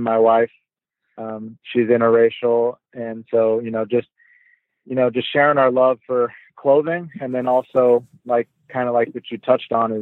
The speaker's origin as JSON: {"language": "English", "town": "Portland", "region": "Oregon", "country": "United States", "tie": "born or raised there", "moved": "as an adult", "lives_now": "Ankara, Turkey", "said": "I grew up in Portland. So, Oregon, which is basically like the headquarters of Nike"}